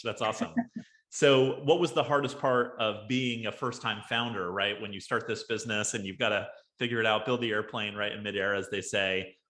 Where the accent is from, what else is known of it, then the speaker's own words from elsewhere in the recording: Bakersfield, California, United States; also born or lived in Texas; I grew up in Bakersfield, California.